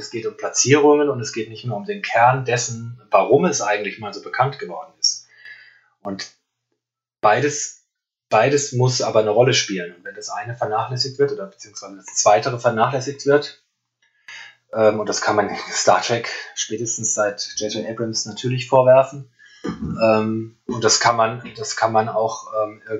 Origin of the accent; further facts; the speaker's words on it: Frankfurt, Hesse, Germany; kann ich natürlich als, als Frankfurter eigentlich nicht so leiden